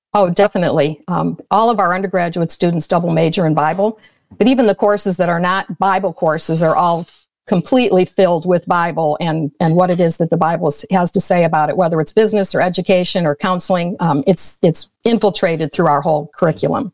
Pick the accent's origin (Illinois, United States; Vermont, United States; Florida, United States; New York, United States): Illinois, United States; outside of Chicago; I was brought up outside of Chicago in a Roman Catholic home